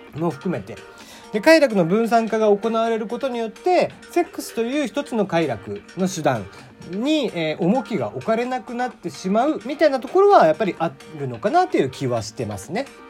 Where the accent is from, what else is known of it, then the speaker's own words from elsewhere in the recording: Kagoshima, Japan; 僕鹿児島生まれなんで